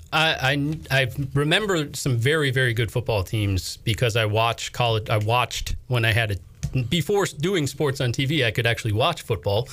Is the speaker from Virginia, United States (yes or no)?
no; Minnesota, United States; moved away as an adult; also born or lived in Bangor, Maine; now in North Carolina, United States; originally from Minnesota, worked in a couple markets in Minnesota before moving back to Maine.